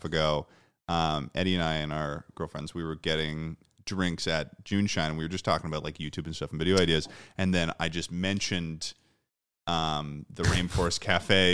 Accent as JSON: {"language": "English", "region": "Massachusetts", "country": "United States", "tie": "born or raised there", "said": "I'm from Massachusetts, and there was this mall that I would go to as a kid, the Burlington Mall"}